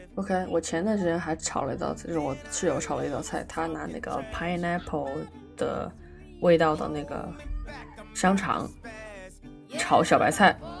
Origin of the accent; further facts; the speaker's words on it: China; moved away; 我们中国人还是讲究过这个中国年